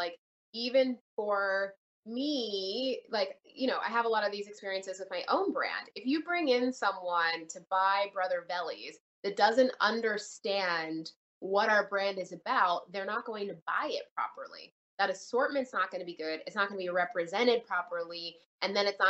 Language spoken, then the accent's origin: English; Canada; also born or lived in Jamaica; now in United States; I was born in Canada, raised between Canada and Jamaica